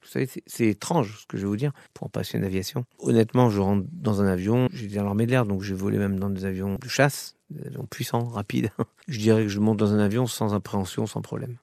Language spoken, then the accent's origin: French; Orly, Île-de-France, France; J'ai vécu quand j'étais jeune, j'ai vécu à Orly